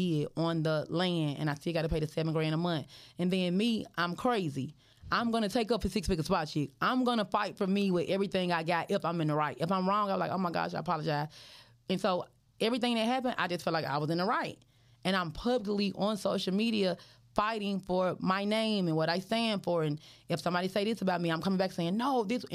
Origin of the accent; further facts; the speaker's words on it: Memphis, Tennessee, United States; I'm from Memphis